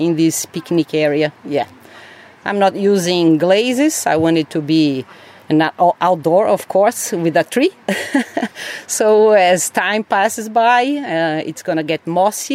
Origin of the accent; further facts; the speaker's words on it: São Paulo, Brazil; moved away; I'm from Brazil, from São Paulo, the biggest city in Brazil, in South America, born and raised